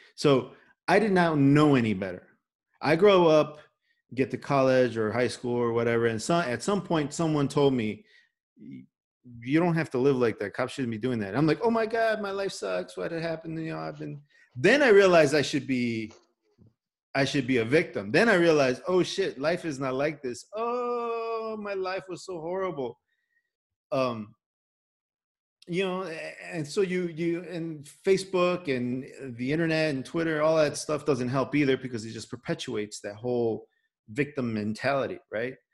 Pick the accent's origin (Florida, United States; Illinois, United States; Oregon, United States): Illinois, United States; Chicago; accent: Chicago; I grew up in Little Village.